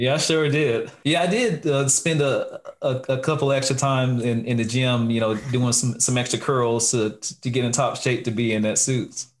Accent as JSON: {"language": "English", "town": "Lexington", "region": "North Carolina", "country": "United States", "tie": "born or raised there", "said": "I am from the great city of Lexington, North Carolina, home of the barbecue"}